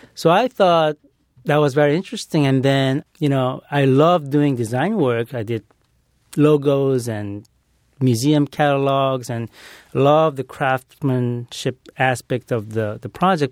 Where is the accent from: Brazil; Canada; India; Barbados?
Brazil; moved away; growing up in Brazil